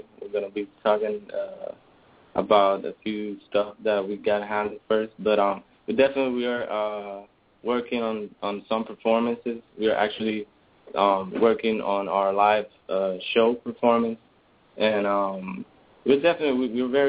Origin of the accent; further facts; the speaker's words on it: Bayamón, Puerto Rico; we're from Puerto Rico